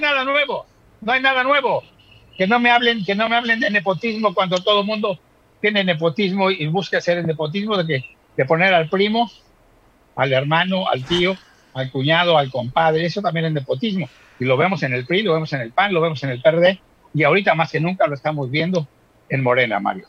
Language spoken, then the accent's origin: Spanish; Mexico